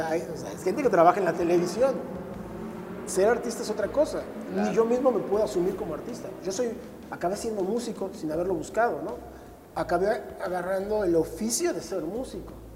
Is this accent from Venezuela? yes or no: no; Mexico City, Mexico; born or raised there; also born or lived in Tocumbo, Michoacán